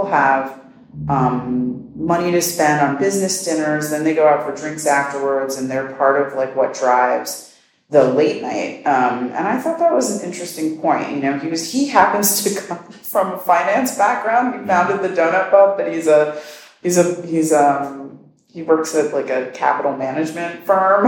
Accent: New York City, New York, United States; also born or lived in Bronx / Queens / Long Island City; my hometown is the best town in the world.

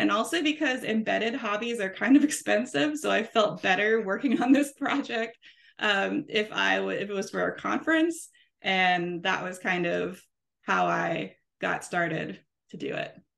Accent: New Orleans, Louisiana, United States; I'm from New Orleans. Uh, I live here with my kids and my husband.

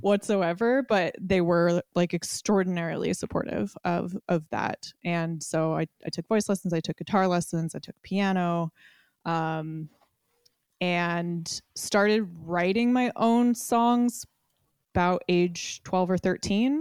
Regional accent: Alameda, California, United States; I grew up in Alameda, California, which is like, uh, an island in the San Francisco Bay, very close to Oakland.

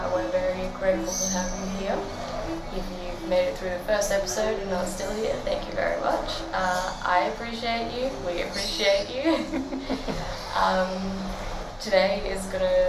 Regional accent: Mackay, Queensland, Australia; also born or lived in Bundaberg; I was born in Mackay

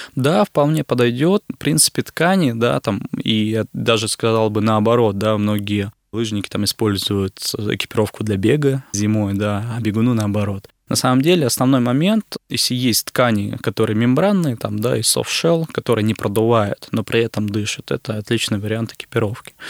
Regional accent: Izhevsk, Udmurtia, Russia; Я сам родом из Ижевска, из Удмуртской республики.

